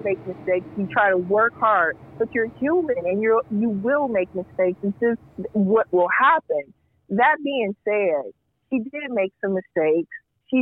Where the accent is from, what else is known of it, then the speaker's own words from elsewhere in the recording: Indiana, United States; now in Chicago, United States; I grew up in Indiana.